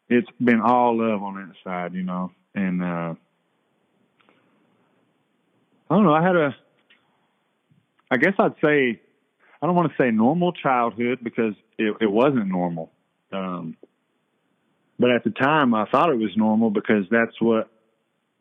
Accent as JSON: {"language": "English", "town": "Cherokee", "region": "North Carolina", "country": "United States", "tie": "born or raised there", "said": "born and raised in Cherokee, Wolftown."}